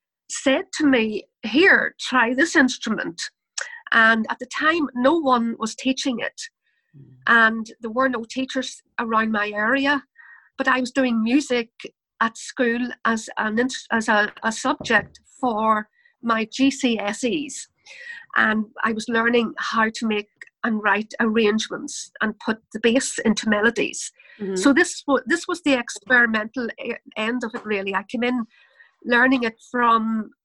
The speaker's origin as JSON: {"language": "English", "country": "Ireland", "said": "I'm from Ireland, and that probably comes across in my accent, in my dialogue, the way I speak"}